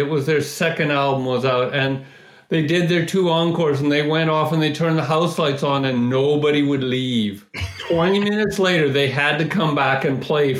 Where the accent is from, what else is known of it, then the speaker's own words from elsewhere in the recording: Vancouver, British Columbia, Canada; No, Vancouver. And we drive to Seattle for concerts, yeah.